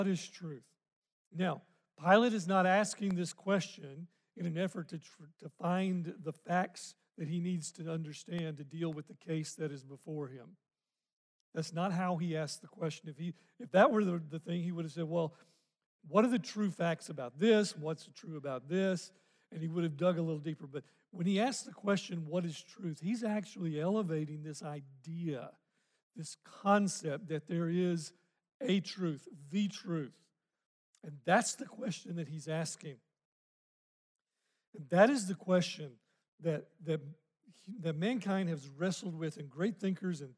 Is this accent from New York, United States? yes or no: no; Arkansas, United States; I grew up in Arkansas